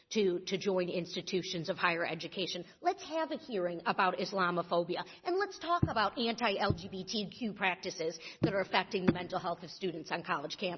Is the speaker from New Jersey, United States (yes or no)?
no; Michigan, United States; And in my home state of Michigan and in my home district at Oakland University